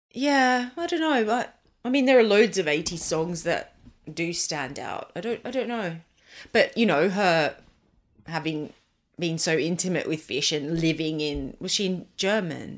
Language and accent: English; Australia; I grew up in Australia.